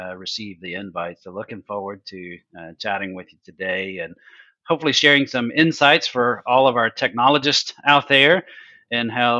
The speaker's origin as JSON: {"language": "English", "region": "Alabama", "country": "United States", "said": "we're from Alabama"}